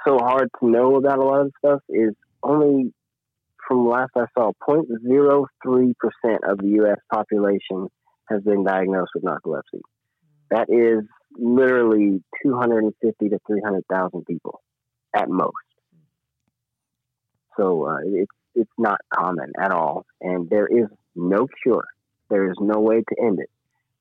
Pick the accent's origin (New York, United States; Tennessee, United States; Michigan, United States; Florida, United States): Tennessee, United States; Paris; I'm from Paris, they're like, "You're from France?" No, Paris, Tennessee